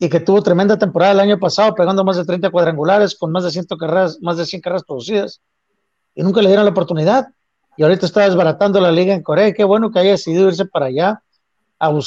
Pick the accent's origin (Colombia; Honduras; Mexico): Mexico; pues qué chamaco de 19 años, sobre todo siendo latino mexicano, estás listo para enfrentarte a 55 mil, 60 mil personas en un estadio